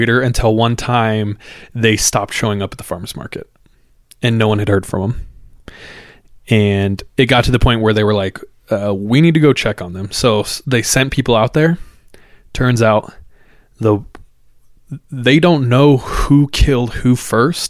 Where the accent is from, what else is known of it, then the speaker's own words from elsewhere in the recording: Visalia, California, United States; where me and Jordan grew up, Central California